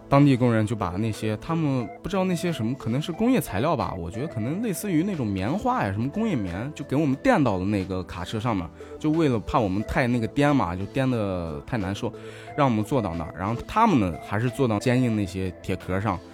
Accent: Shanxi, China; 我家是山西的，河对面就是陕北，所以我们跟陕北的话呀，或者跟这些回族话呀什么，其实是有相通的地方的

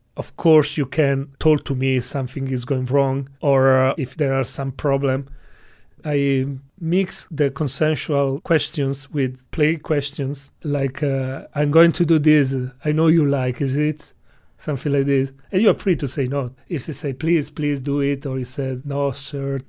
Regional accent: Italy; English is a second language; moved away as an adult; now in China; I come from Italy

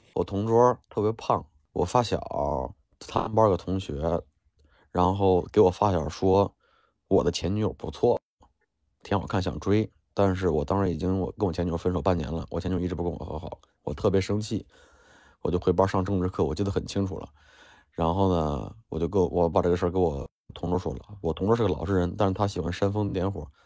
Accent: Henan, China; moved away; 我们河南那边的学校打架

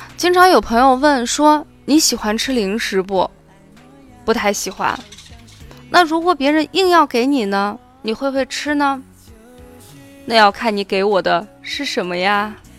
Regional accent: Shaanxi, China; 作为陕西人

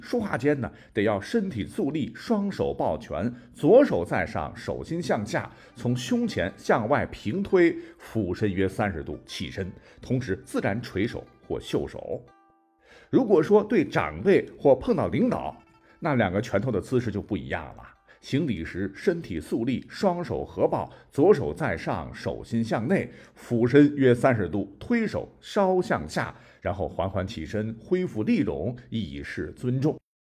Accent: China; 我们中国人为什么会有守岁这样一个传统呢

